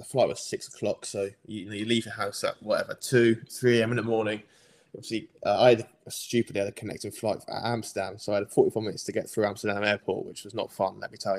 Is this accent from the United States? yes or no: no; England, United Kingdom; I'm English